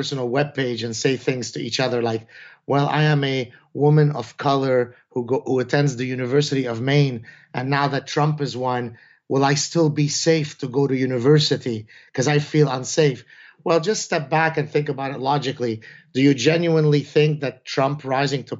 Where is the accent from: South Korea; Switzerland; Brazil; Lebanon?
Lebanon; first language Arabic; English is a second language; now in Montreal, Canada; I come from Lebanon. All my family was born there, all my siblings.